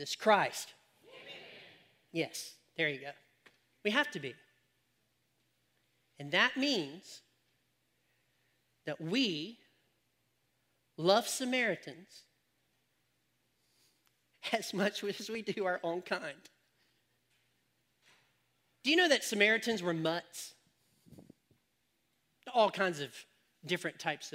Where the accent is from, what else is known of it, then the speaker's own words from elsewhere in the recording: United States; we as Americans are all a mixed race